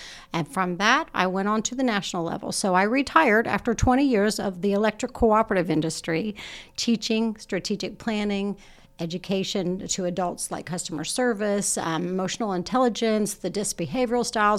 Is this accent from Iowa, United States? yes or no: no; Muncie, Indiana, United States; I actually grew up in the neighborhood across from The Crossing.